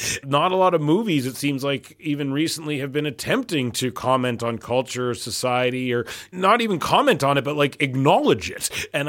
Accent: Canada; As a Canadian, I'm appalled I wasn't told of this.

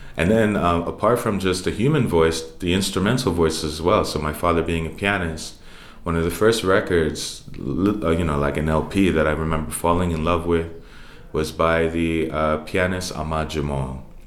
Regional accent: New York City, New York, United States; also born or lived in Bronx; growing up in Harlem and partially in the Bronx as well

